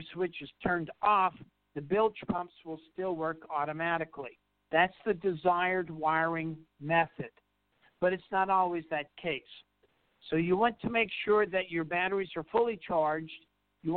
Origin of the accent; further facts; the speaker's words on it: New Orleans, Louisiana, United States; moved away; we're originally from New Orleans